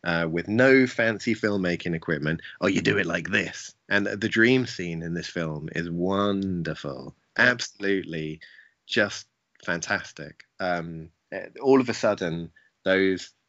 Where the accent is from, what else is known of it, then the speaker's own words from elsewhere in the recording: England, United Kingdom; as an English person